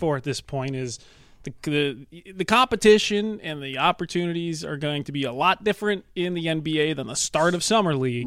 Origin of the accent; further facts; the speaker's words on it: Midwest, United States; as a Midwesterner